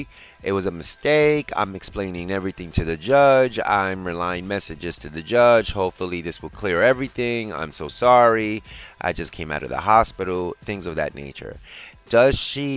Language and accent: English; New York City, New York, United States; my hometown, New York City